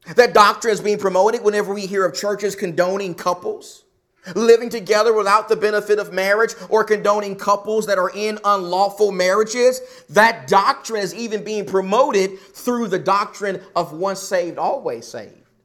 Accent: the South, United States; now in Arizona, United States; I'm from the South

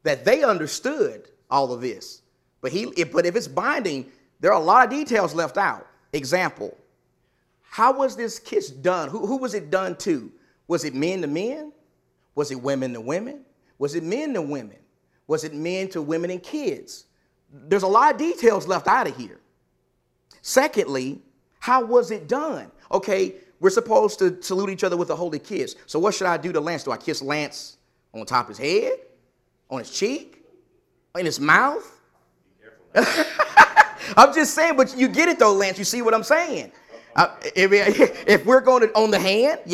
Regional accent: the South, United States; I'm from the South

